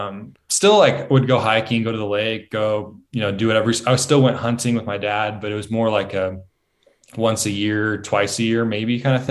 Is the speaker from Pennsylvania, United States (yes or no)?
no; Central Point, Oregon, United States; also born or lived in Ashland; So I'm from Southern Oregon.